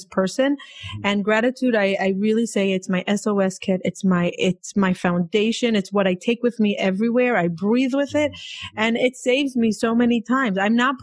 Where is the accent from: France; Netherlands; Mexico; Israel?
Israel; also born or lived in Boca Raton; now in New York, United States; I'm from Israel